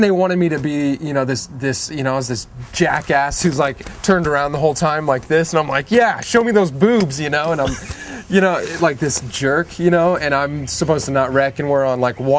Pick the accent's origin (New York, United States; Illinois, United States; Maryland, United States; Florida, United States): Florida, United States; moved away as an adult; now in Los Angeles, United States; where I grew up in Florida